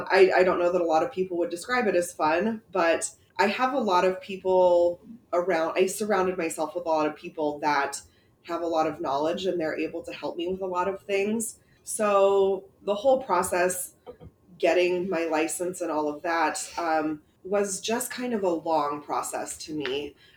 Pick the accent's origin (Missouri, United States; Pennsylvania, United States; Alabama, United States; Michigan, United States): Missouri, United States; Maryville; moved away as an adult; also born or lived in Omaha, Nebraska; now in Glenwood, United States; was born in a small town. I was raised in a small town. I ended up leaving. So I grew up in Maryville, Missouri, which is where Northwest Missouri State University is at. I went to high school, college, everything there. And I left after I graduated college and moved to Omaha.